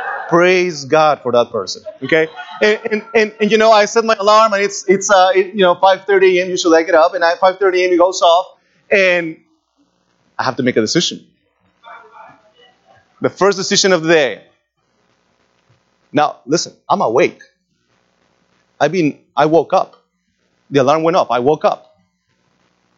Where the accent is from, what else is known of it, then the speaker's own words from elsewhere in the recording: Lima, Peru; moved away; When I was a teenager, growing up in Lima